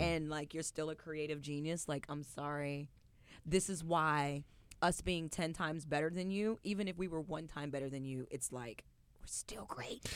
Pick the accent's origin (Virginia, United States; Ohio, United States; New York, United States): Virginia, United States; Winchester; moved away; coming from Winchester